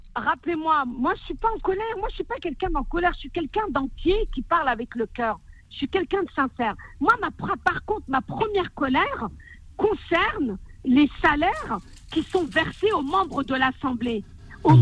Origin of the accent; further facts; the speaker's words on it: France; mes, ancêtres sont des Algériens, mais je suis une Française